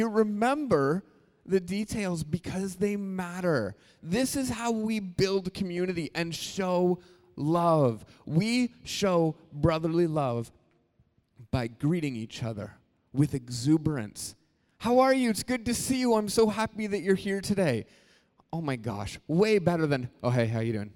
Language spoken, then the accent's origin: English; Canada; we're Canadian.